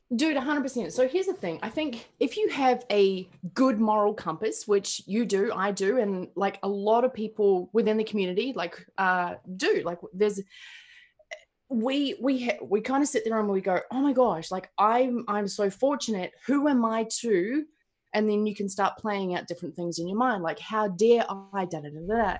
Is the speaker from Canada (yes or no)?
no; New Zealand; I'm from New Zealand